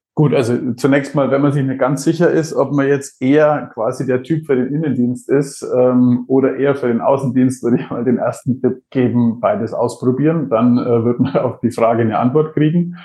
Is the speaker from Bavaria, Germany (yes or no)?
yes; Franconia, Bavaria, Germany; accent: Franconian; wo ich geboren bin, weil man hörte diesen fränkischen Einschlag ganz wenig.